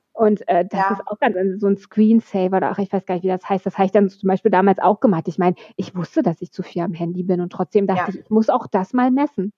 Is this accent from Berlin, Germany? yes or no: yes; Berlin, Germany; ich komme aus dem Nordosten von Berlin. Ich, ich war neun, als die Mauer gefallen ist. Wir hatten damals die Stasi